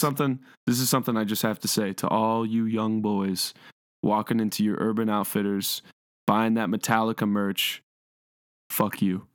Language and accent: English; Cleveland, Ohio, United States; I'm from Cleveland